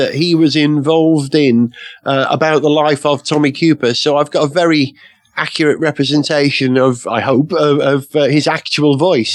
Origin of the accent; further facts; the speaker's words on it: Holywell, Wales, United Kingdom; growing up in North Wales